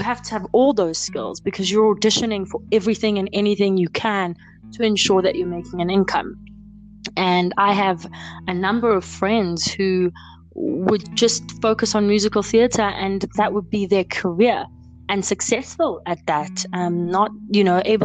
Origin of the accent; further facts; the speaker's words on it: South Africa; as a South African